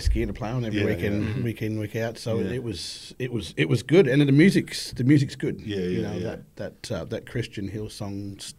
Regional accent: Rockhampton, Queensland, Australia; I'm born and bred in Rocky, but yeah, right. All my family's from Torres Strait.

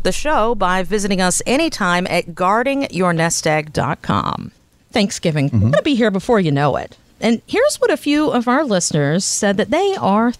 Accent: the South, United States; I'm from the South too

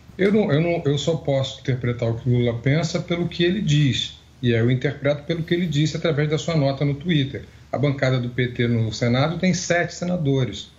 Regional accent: Brazil; Como brasileiro

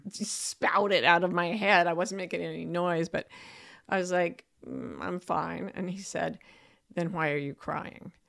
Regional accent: Utah Valley, United States; moved away; I was raised in Utah Valley, which is the heart of Utah State, which is also known as Happy Valley

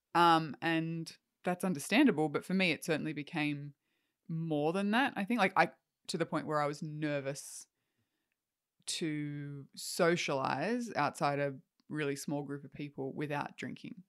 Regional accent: Australia; also born or lived in Canada; as an Australian

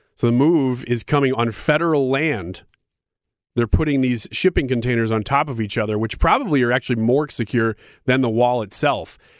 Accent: United States; as an American

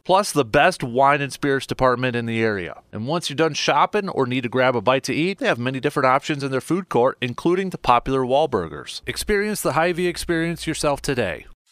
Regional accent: Medford, Wisconsin, United States; growing up in Medford

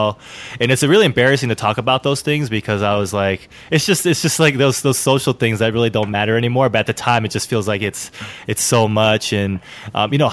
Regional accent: Alameda, California, United States; I live in Alameda, California. It's a city right in the San Francisco Bay Area, right next to Oakland, California. I was born and raised here in Alameda

